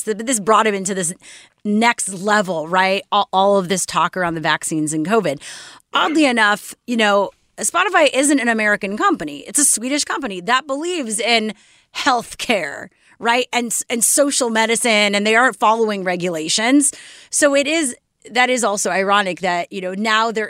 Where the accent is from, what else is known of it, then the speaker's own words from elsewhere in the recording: Montreal, Quebec, Canada; now in United States; in Montreal, my hometown